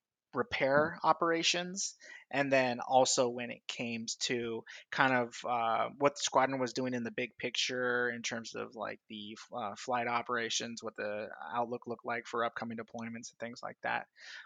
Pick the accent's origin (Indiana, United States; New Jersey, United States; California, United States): California, United States; also born or lived in San Diego / Los Angeles; I'm originally from Southern California. I've lived in a lot of different places in the United States, but I like to claim the San Diego, LA area kind of is home.